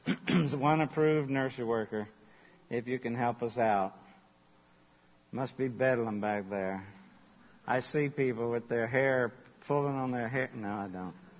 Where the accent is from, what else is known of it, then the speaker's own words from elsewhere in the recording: Charleston, United States; I grew up in Charleston